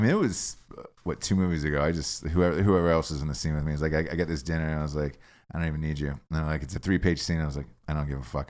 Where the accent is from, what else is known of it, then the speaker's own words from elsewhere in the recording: Atlanta, Georgia, United States; growing up in Atlanta